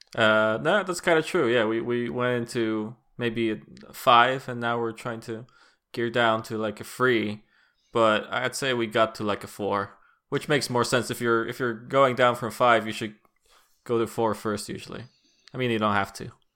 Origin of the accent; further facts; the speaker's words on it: Poland; as a Polish person